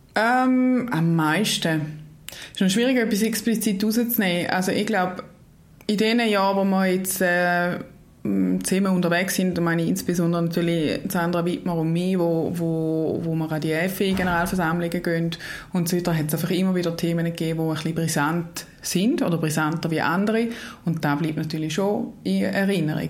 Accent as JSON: {"language": "German", "region": "Eastern Switzerland", "country": "Switzerland", "tie": "born or raised there", "also_born_or_lived": "Lausanne / Florence", "said": "ich bin in der Ostschweiz äh, aufgewachsen und dort auch beheimatet nach wie vor"}